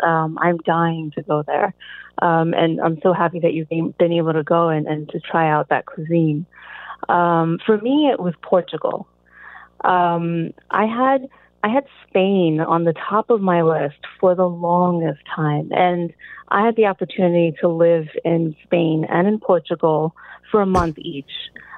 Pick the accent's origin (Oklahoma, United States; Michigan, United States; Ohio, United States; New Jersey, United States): New Jersey, United States; Galloway; It's about 10 minutes outside of Atlantic City.